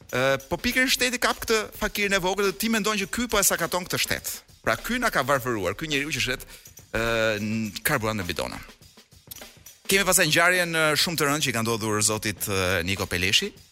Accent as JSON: {"language": "Albanian", "town": "Vlorë", "region": "Vlorë County", "country": "Albania", "said": "Jemi vlonjat autentik. Pra nuk nuk arrim dot të të, të bëjmë një switch, pra të kalojmë të kyçemi në një jargon tjetër, në një dialekt tjetër."}